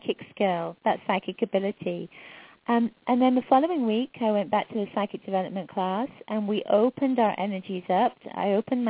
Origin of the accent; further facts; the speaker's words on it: England, United Kingdom; moved away; I'm from England originally, and I was raised in a psychic household.